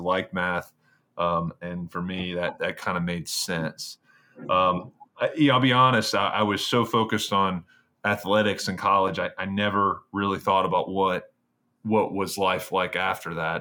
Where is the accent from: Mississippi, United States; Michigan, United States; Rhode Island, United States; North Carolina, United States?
North Carolina, United States; Greensboro; born or raised there; moved away as an adult; also born or lived in Virginia / New York